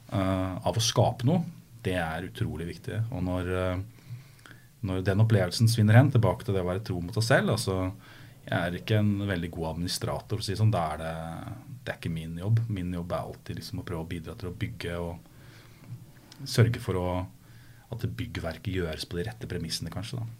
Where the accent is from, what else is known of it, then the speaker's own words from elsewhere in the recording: Skotterud, Innlandet, Norway; moved away; Jeg er fra Skøtterud.